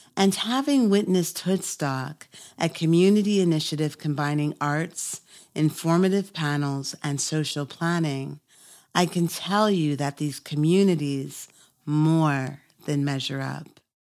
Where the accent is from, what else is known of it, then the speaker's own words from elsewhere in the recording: Toronto, Ontario, Canada; we're both from Toronto